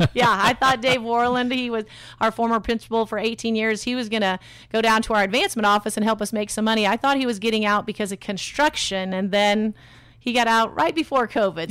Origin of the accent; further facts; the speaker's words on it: Kalamazoo, Michigan, United States; also born or lived in North Carolina; now in Indianapolis, United States; I am from Kalamazoo, Michigan originally.